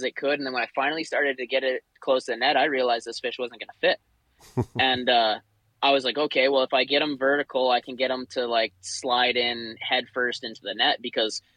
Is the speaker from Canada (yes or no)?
yes; Chase, British Columbia, Canada; I grew up born and raised in Chase